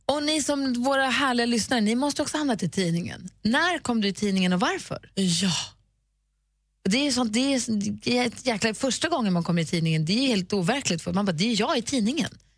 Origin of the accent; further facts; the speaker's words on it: Luleå, Norrbotten County, Sweden; moved away; i Luleå där jag växte upp